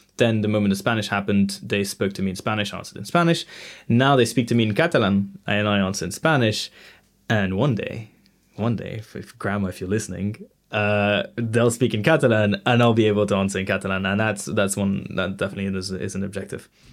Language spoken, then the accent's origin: English; London, United Kingdom; moved away as an adult; also born or lived in Montreal / Spain; now in France; I was born in London. So, yeah, from zero to eighteen, um, I was in London.